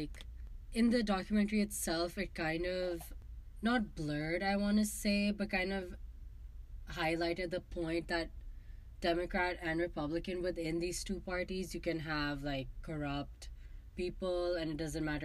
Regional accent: Pakistan; moved away as an adult; now in United States; I grew up in Pakistan

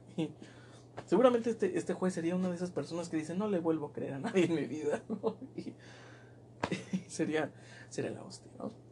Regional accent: southern Mexico, Mexico; now in northern Mexico; Yo soy sureño

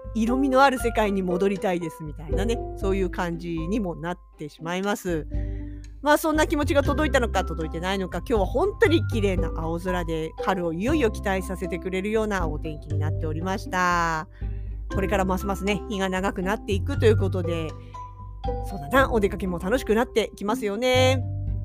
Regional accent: southern Kanto, Japan; now in Hokkaido, Japan; 私はまあもともと南関東の出身ですから東京とか神奈川とかの辺りの

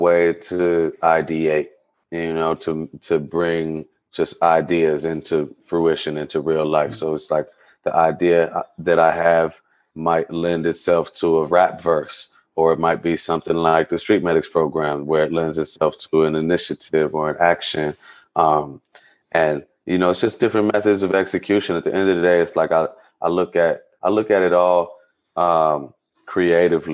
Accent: Chicago, Illinois, United States; I'm from Chicago

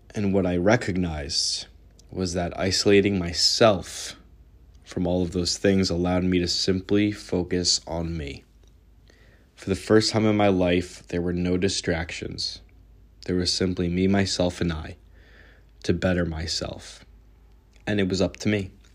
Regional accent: New York, United States; also born or lived in Ra'anana, Israel / Southern Utah; I was born in Ra'anana, Israel. At the age of one, I moved to New York

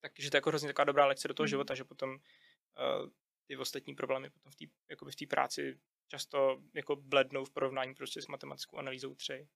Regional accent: Czechia; jako Češi

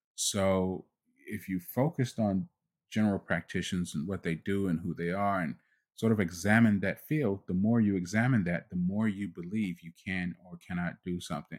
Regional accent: United States; I was born in the United States

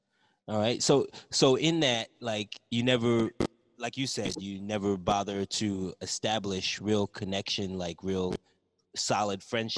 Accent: Largo, Maryland, United States; I grew up in the Kettering Largo area, PG County, and I went to Largo High School.

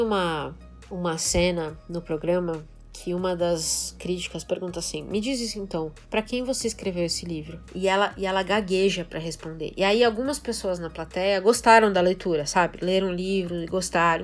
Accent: Brazil; nós, como brasileiros

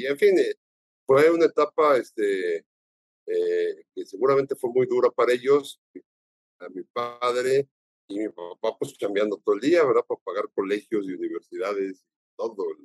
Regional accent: Mexico; Yo lo conocí de chico aquí en México.

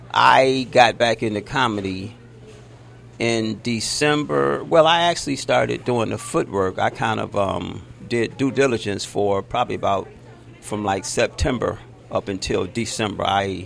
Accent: Detroit, Michigan, United States; moved away as an adult; also born or lived in Royal Oak, Michigan; now in Los Angeles, United States; I'm from Detroit.

